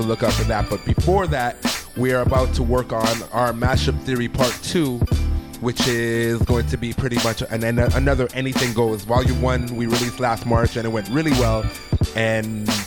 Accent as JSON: {"language": "English", "town": "Toronto", "region": "Ontario", "country": "Canada", "moved": "yes", "said": "I'm from Toronto, where we're spoiled that every week, every night, there's something going on."}